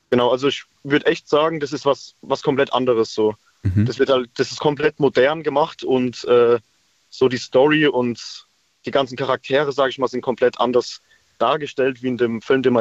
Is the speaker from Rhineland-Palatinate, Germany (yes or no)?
yes; Speyer, Rhineland-Palatinate, Germany; ich komme aus Speyer